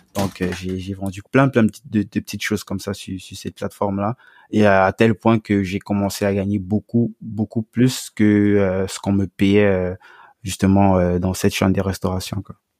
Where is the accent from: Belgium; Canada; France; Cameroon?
Cameroon; moved away; dans mon pays d'origine au Cameroun